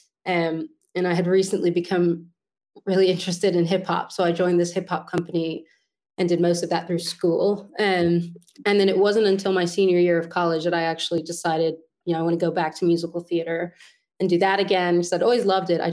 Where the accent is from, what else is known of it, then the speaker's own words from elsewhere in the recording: New York City, New York, United States; moved away as an adult; now in London, United Kingdom; So I grew up on the Upper West Side, born and raised